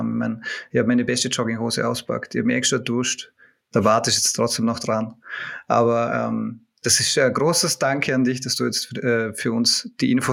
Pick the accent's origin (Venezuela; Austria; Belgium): Austria; Vorarlberg; now in Vienna, Austria; Vor allem als Vorarlberger, vor allem als Vorarlberger.